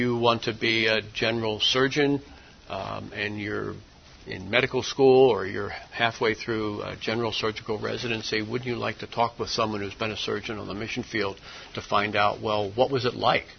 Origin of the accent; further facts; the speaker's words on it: New Jersey, United States; moved away as an adult; also born or lived in Pennsylvania / Thailand; the pretty large Methodist church that I grew up in South Jersey